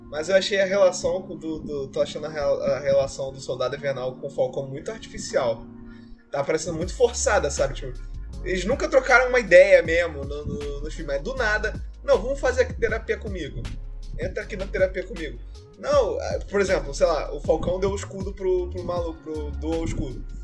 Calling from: Osasco, São Paulo, Brazil; eu sou aqui de Osasco.

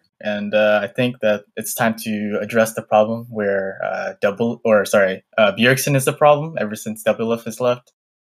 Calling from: Houston, Texas, United States; I'm calling from Houston, Texas.

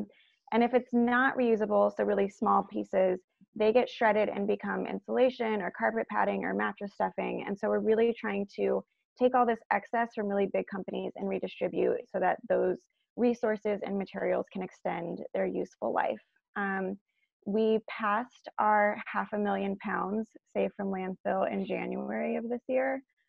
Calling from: New York City, New York, United States; I am calling in from Manhattan, in New York, in the US.

